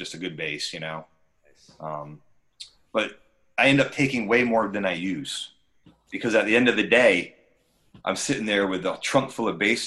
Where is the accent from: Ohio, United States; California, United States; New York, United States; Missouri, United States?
New York, United States; Lake Placid; moved away; also born or lived in New England; I am from Lake Placid, New York.